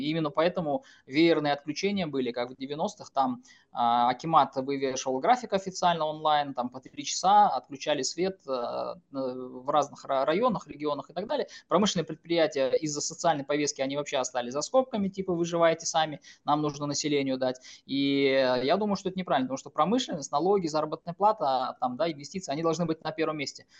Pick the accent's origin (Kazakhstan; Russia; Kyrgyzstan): Kazakhstan